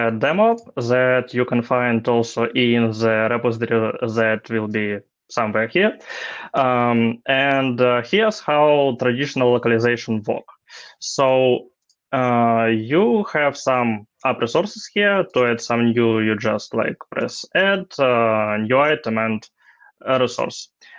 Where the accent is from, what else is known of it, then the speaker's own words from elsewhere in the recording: Ukraine; I'm software engineer from Ukraine